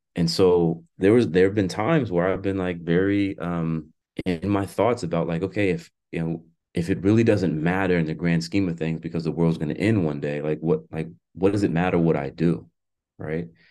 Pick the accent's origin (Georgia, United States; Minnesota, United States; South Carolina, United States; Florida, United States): Florida, United States; now in Washington, United States; my home state of Florida